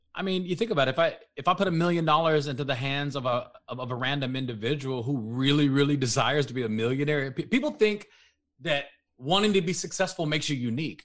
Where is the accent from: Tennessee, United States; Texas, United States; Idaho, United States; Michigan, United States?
Texas, United States; Dallas-Fort Worth area; I'm from the Dallas, Fort Worth area